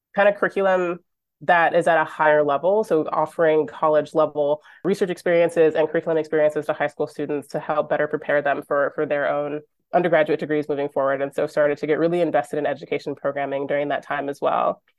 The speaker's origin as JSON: {"language": "English", "region": "Michigan", "country": "United States", "tie": "born or raised there", "moved": "as an adult", "lives_now": "Vancouver, Canada", "said": "I grew up in Michigan"}